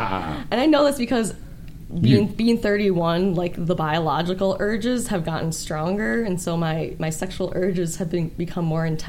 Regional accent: Saginaw, Michigan, United States; moved away; I grew up in Michigan. Oh, okay. Yeah, in Saginaw, Michigan.

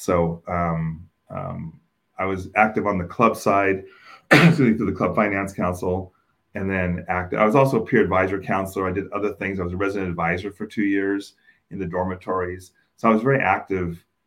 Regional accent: Oakland, California, United States; I grew up in Oakland, and for those of you that are familiar with Oakland, I grew up in East Oakland

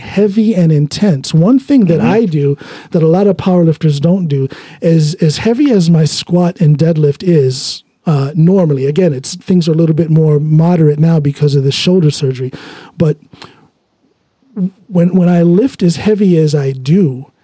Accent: Ohio, United States; moved away; also born or lived in Chicago; I'm from Ohio, but I lived in Chicago for a while

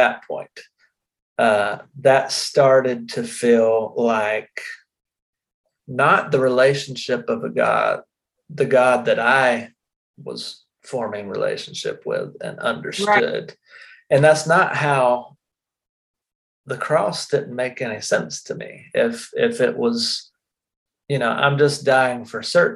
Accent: South Carolina, United States; I grew up in South Carolina

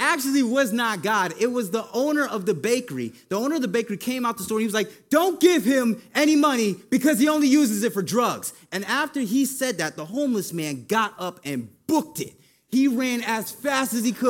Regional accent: Hartford, Connecticut, United States; moved away; I was born and raised in Hartford, Connecticut, where it's pretty much snow all year round

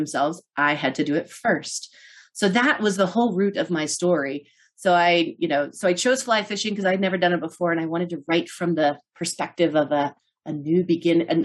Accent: Norton, Kansas, United States; moved away; my hometown of Norton, Kansas

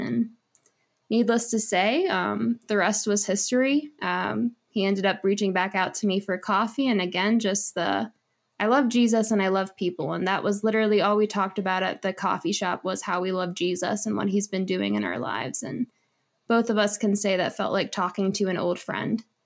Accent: Huntingdon, Pennsylvania, United States; moved away as an adult; also born or lived in Lynchburg, Virginia; now in Colorado, United States; I am originally from Huntingdon, Pennsylvania

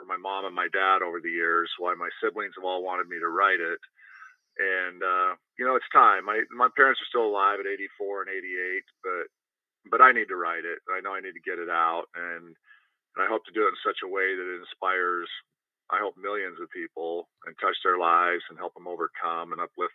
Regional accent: Moses Lake, Washington, United States; also born or lived in Logan, Utah; I ended up born in Moses Lake, Washington

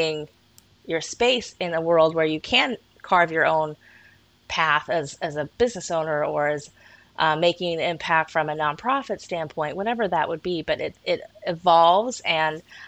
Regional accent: Colorado, United States; also born or lived in Kent, England / Shetland Islands; I was born in Kent, England, moved to Colorado when I was 5 to parents from the Shetland Islands

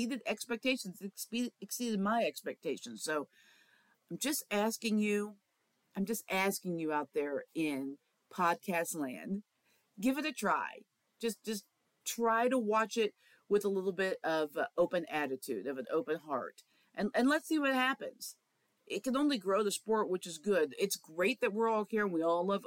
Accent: Kansas City, Kansas, United States; I grew up in Kansas City

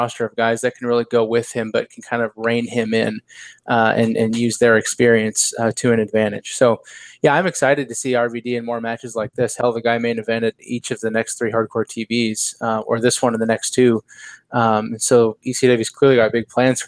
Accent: United States; as the American

